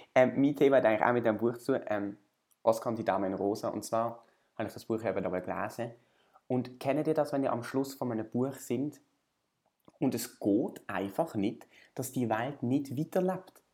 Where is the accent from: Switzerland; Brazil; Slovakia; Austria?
Switzerland; Basel, Basel-Stadt; ich bin irgendwie in Basel aufgewachsen